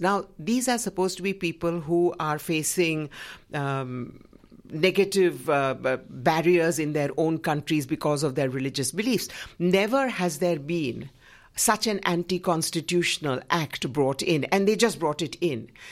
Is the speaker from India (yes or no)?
yes; Gujarat, India; in my home state of Gujarat